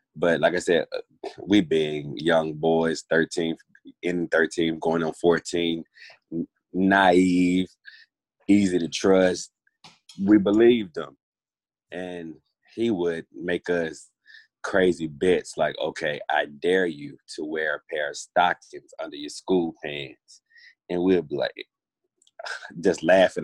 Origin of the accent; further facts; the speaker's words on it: Grenada, Mississippi, United States; also born or lived in Coffeeville, Mississippi / Oxford, Mississippi; I was born in Coffeeville, raised in Grenada, spent a lot of time in Grenada between Grenada and Oxford.